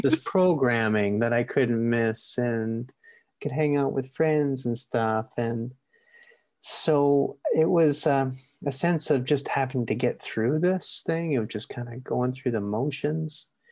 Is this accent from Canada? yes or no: yes; Maple Ridge, British Columbia, Canada; I grew up in Maple Ridge